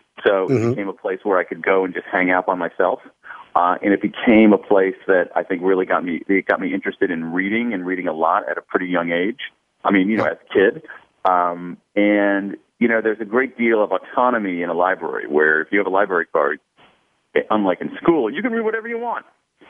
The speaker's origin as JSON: {"language": "English", "town": "Columbus", "region": "Ohio", "country": "United States", "tie": "born or raised there", "said": "I grew up in Central Ohio, as you say, in Columbus, and that probably had a big effect. The older I get, it's interesting, the more I realize how much being raised in the Midwest had an effect on me"}